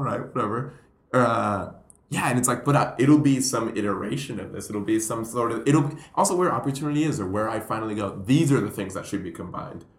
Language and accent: English; Puerto Rico; moved away; also born or lived in Colombia; I'm Colombian. I grew up in Puerto Rico